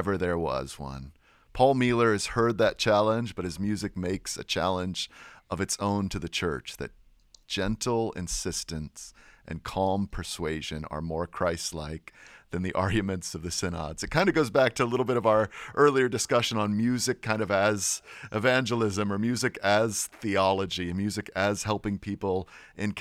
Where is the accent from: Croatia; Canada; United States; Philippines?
United States; as an American